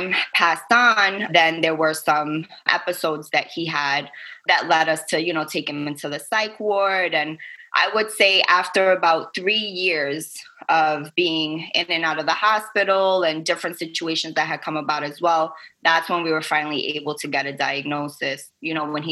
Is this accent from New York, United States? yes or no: yes; New York City, New York, United States; moved away as an adult; now in Staten Island, United States; I am from Brooklyn, born and raised, but my family and I, we actually live out on Staten Island now for a few years